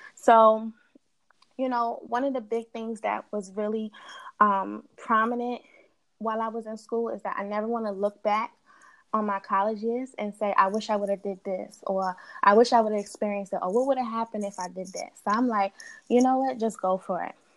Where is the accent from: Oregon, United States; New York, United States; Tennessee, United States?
New York, United States; New York City; also born or lived in Delaware; I'm originally from Queens. As I was coming up, I was between Queens and Delaware, and now I'm back in Queens